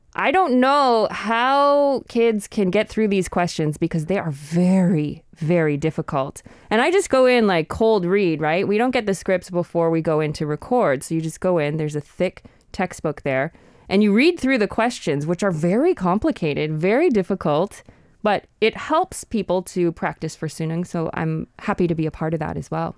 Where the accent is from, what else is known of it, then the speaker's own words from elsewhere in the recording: Canada; I'm from Canada